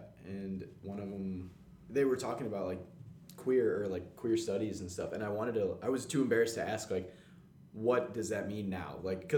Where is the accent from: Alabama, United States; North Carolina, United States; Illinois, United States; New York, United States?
Illinois, United States; Bethany; I'm from like an hour south of Champaign. It's a tiny, tiny town. It's like 1,200 people.